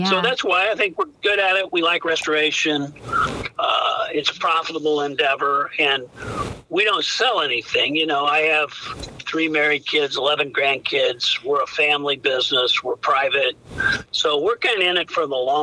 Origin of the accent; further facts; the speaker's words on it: Washington, Missouri, United States; now in Naples, United States; we grew up in Washington, Missouri